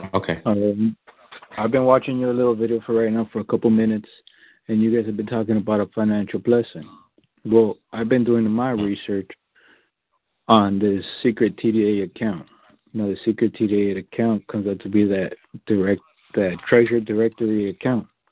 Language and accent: English; United States; also born or lived in Southern California; I was born here in the United States